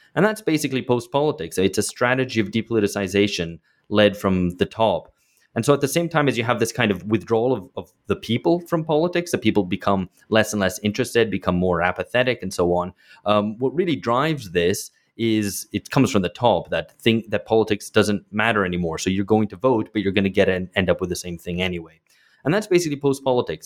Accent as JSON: {"language": "English", "country": "United Kingdom", "tie": "born or raised there", "moved": "as an adult", "lives_now": "São Paulo, Brazil", "said": "I grew up in Britain"}